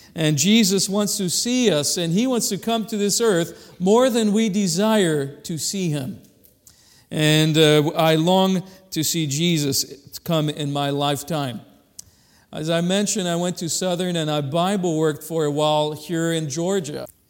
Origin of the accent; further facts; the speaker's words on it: Madagascar; now in Kalamazoo, United States; we come from Kalamazoo, but I was originally born in Madagascar